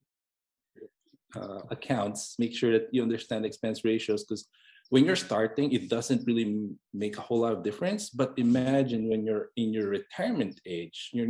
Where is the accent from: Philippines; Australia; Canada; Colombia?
Philippines; moved away as an adult; now in United States; basically I grew up in the Philippines. I was born and raised there throughout from birth to medical school